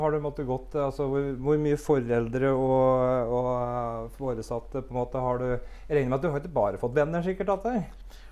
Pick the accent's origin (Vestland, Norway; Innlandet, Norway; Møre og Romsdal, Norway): Innlandet, Norway; Brumunddal; Jeg er født og oppvokst i Brumunddal